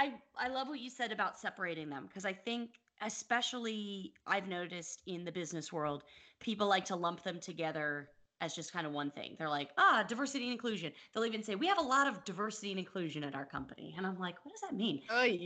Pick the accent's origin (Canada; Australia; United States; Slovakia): United States; no, I'm not Russian. I'm American. How many times do I have to tell you people?